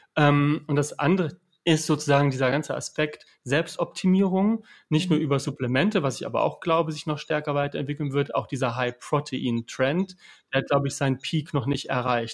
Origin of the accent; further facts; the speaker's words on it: Hanover, Lower Saxony, Germany; Ich komme aus Niedersachsen, Hannover, äh, protestantisch geprägt